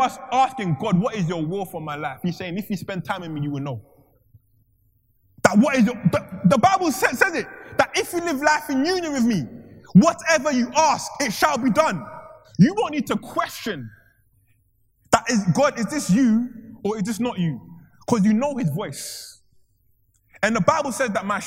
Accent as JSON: {"language": "English", "country": "Ghana", "said": "I'm from Ghana"}